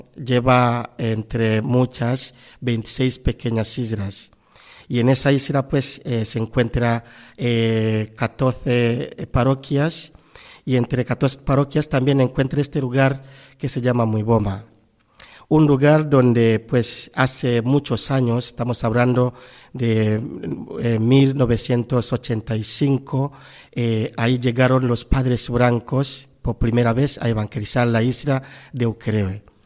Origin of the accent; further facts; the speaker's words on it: Tanzania; moved away as an adult; also born or lived in Spain; now in Valencia, Spain; Radio María que yo escucho mucho desde mi tierra natal, en Tanzania